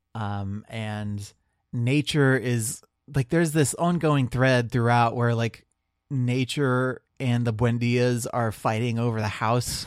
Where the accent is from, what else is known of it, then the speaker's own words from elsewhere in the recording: Marion, Ohio, United States; moved away; I'm from Central Ohio